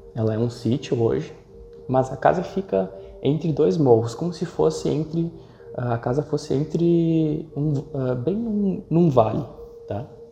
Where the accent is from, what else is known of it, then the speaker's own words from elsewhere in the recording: São Marcos, Rio Grande do Sul, Brazil; Sou natural de São Marcos, uma cidade do interior do Rio Grande do Sul